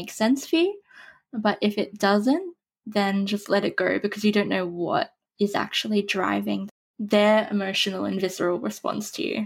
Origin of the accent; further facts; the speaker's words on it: Australia; I'm Australian. I don't know if you can tell that from my accent